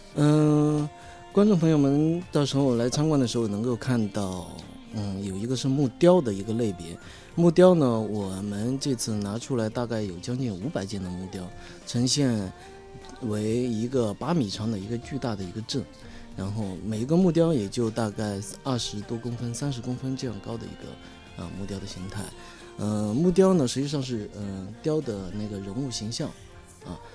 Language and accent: Chinese; Taojiang, Hunan, China; 我的老家在桃江